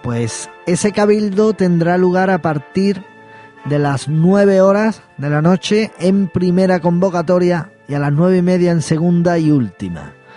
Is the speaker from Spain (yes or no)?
yes; Seville, Andalusia, Spain; yo soy de Triana